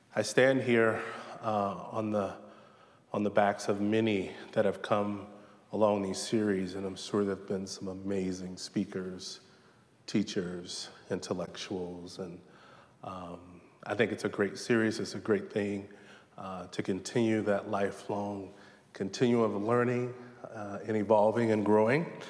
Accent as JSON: {"language": "English", "region": "Southern Virginia", "country": "United States", "tie": "born or raised there", "said": "Growing up in Southern Virginia"}